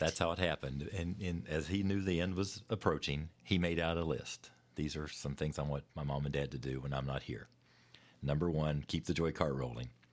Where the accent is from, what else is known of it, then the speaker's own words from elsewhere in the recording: West Virginia, United States; moved away as an adult; now in Lexington, United States; my hometown there in West Virginia